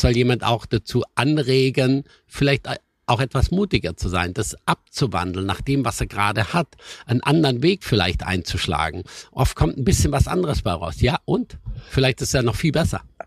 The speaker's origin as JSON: {"language": "German", "town": "Schramberg", "region": "Baden-Württemberg", "country": "Germany", "tie": "born or raised there", "moved": "yes", "lives_now": "Sylt, Germany", "said": "ich komme aus dem Schwarzwald und ich war immer ein Kind der Hügel und der Berge"}